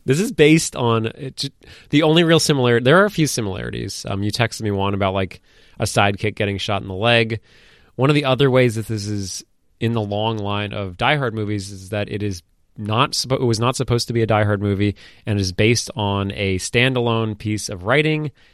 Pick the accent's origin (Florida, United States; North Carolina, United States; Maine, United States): Maine, United States; I'm from Maine.